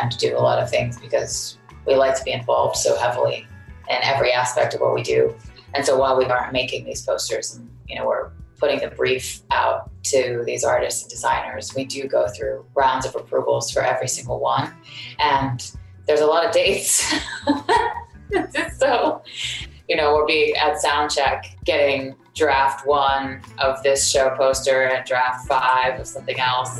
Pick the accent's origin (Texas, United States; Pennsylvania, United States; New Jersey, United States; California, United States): Texas, United States; Houston; it's because we're from Houston, which is a space city. That's just who we are and where we're from.